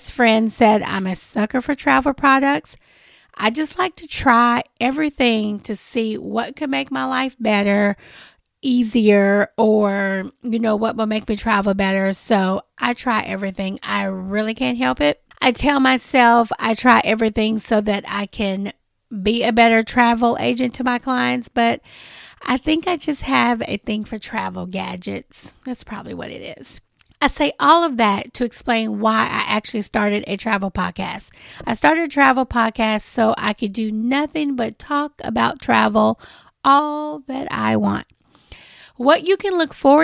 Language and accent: English; Nashville, Tennessee, United States; I was born and raised in Nashville, Tennessee